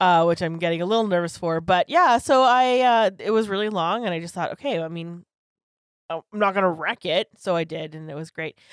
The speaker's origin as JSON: {"language": "English", "country": "Canada", "said": "I'm so Canadian"}